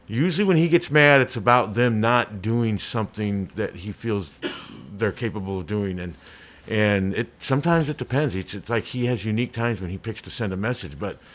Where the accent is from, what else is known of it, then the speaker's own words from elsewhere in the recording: Des Moines, Iowa, United States; it was a great Chinese restaurant in Des Moines growing up in Beaverdale